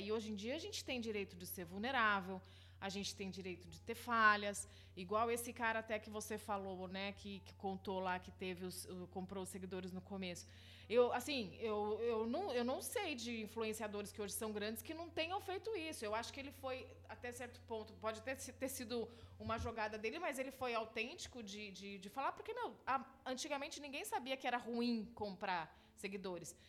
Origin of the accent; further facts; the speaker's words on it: São José dos Campos, São Paulo, Brazil; moved away as an adult; also born or lived in South of Minas Gerais / Paris / Rio de Janeiro; Mineiro de São José dos Campos e fui criada aqui na cidade